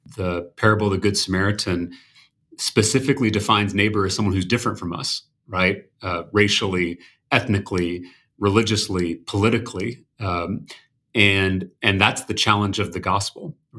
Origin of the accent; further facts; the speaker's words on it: Texas, United States; as a Texan